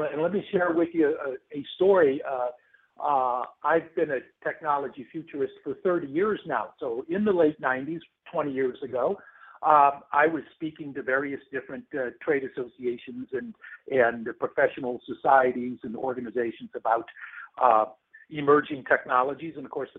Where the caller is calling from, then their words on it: Atlanta, Georgia, United States; I'm calling in from Atlanta, storm-racked Atlanta